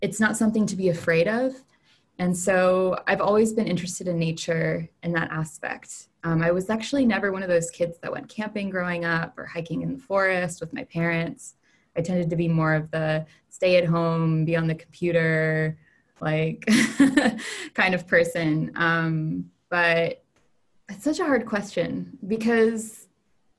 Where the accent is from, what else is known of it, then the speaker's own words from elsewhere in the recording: Tallahassee, Florida, United States; moved away as an adult; also born or lived in Germany / California; now in Bonn, Germany; I grew up in Tallahassee, Florida, which is in northern Florida.